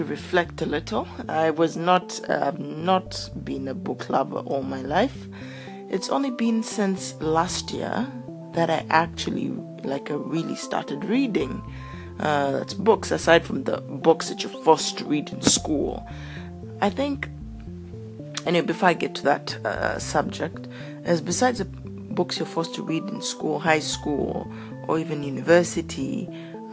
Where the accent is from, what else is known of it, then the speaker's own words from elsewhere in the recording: Uganda; moved away as an adult; also born or lived in South Africa; I grew up in Uganda